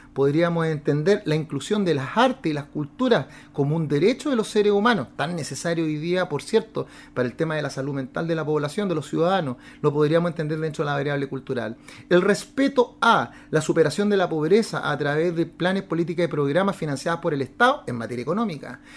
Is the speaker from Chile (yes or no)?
yes; Santiago, Santiago Metropolitan Region, Chile; En el terremoto de 1985 nos vinimos a mi amada comuna de Recoleta